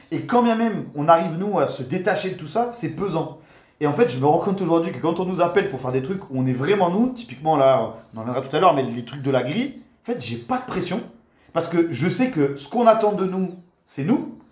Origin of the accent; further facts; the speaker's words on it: Marseille, Provence-Alpes-Côte d'Azur, France; moved away; also born or lived in Paris; rentrer dans le sud chez nous, à Marseille